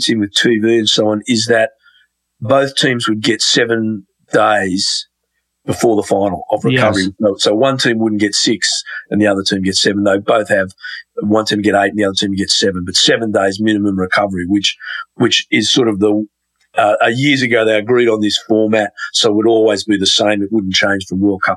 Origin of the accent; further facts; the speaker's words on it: Australia; As an Australian